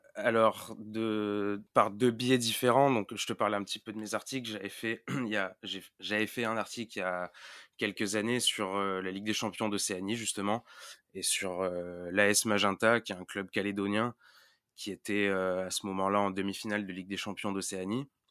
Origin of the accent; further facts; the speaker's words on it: Marseille, Provence-Alpes-Côte d'Azur, France; je viens de Marseille